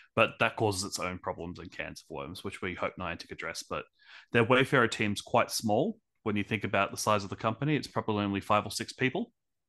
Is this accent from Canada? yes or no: no; Brisbane, Queensland, Australia; I'm from Brisbane, Australia.